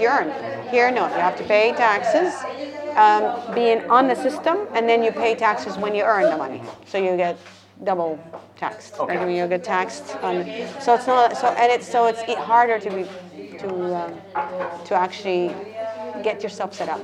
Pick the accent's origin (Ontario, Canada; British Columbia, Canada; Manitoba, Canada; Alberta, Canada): Alberta, Canada; Calgary; moved away as an adult; now in Seville, Spain; I'm from Calgary.